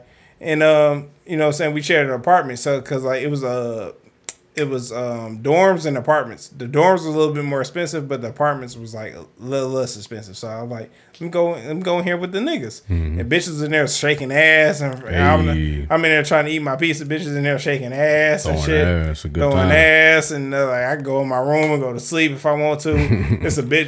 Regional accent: Detroit, Michigan, United States; let me be a nigga from Detroit, which is who I am. I'm a nigga from Detroit

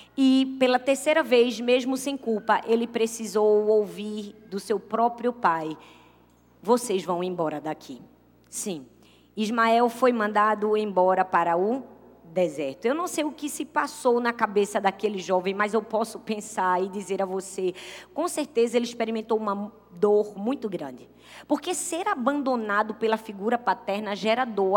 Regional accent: Brazil; todos nós que somos brasileiros

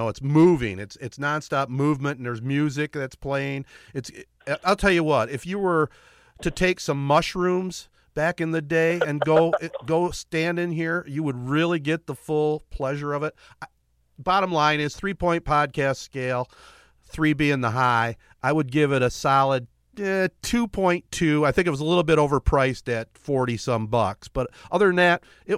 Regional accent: Michigan, United States; we're all from Michigan

